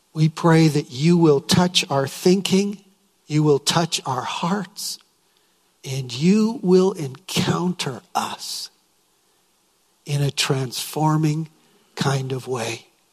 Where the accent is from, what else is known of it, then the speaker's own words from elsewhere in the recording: Winnipeg, Manitoba, Canada; I was from Winnipeg